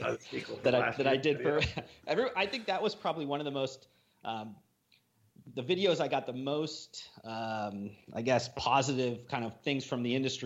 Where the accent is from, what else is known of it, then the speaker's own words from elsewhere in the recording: Midwest, United States; moved away; Ryan and I came from the Midwest